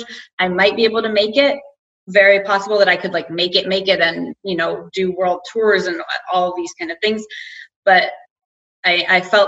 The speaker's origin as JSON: {"language": "English", "country": "United States", "moved": "as an adult", "lives_now": "Denmark", "said": "as an American"}